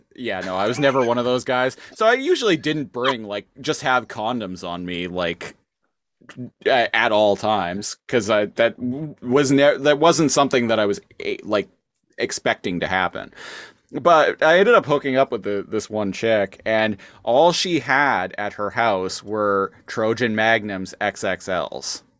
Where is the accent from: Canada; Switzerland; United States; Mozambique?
Canada; I'm Canadian